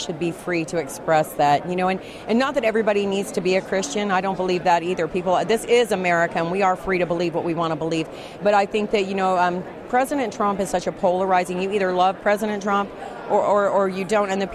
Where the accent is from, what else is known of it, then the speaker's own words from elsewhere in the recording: California, United States; also born or lived in Washington, D.C.; I'm from California, but I've been in D.C. since August